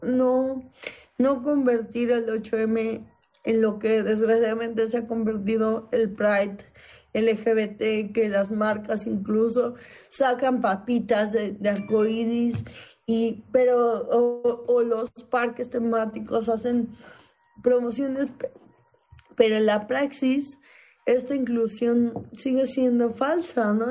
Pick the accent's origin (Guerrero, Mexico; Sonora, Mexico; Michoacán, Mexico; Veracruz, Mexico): Guerrero, Mexico; Iguala; yo soy de provincia, yo nací en Guerrero, yo nací en Iguala